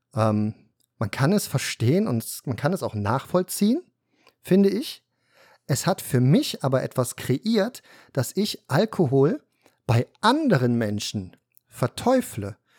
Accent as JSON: {"language": "German", "town": "Cologne", "region": "North Rhine-Westphalia", "country": "Germany", "tie": "born or raised there", "said": "Wir sind dann irgendwann aus Korweiler Nord nach Blumenberg umgezogen. In Köln, Kölner Norden, in eine Neubausiedlung, Eigentum."}